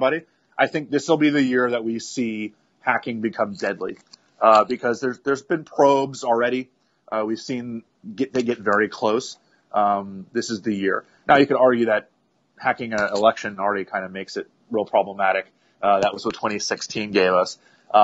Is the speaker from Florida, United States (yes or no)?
yes; Miami, Florida, United States; I grew up in Miami